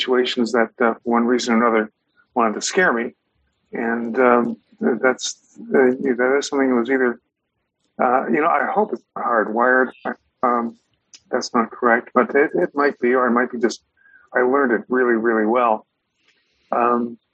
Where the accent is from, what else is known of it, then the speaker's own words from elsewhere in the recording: United States; I'm an American